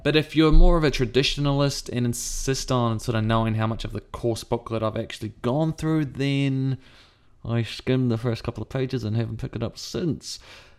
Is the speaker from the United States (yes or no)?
no; New Zealand; It's odd living in New Zealand as a Pākehā